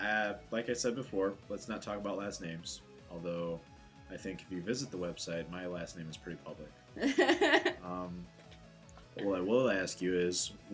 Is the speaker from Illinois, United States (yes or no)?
yes; Chicago, Illinois, United States; I was born and raised in Portage Park, Logan Square, all these places that, you know, if you're outside of the area, you've probably never heard of. But those are neighborhoods.